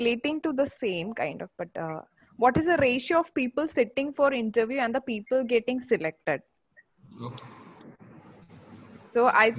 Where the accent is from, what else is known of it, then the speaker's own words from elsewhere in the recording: Assam, India; I'm from Assam.